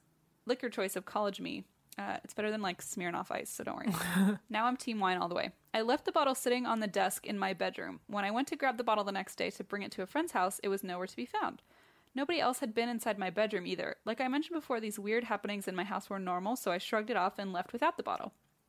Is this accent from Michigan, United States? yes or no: no; New Jersey, United States; I'm originally from Northern Jersey, where I hope you're coming to Asbury Park, where I grew up in an old house built in the 1920s.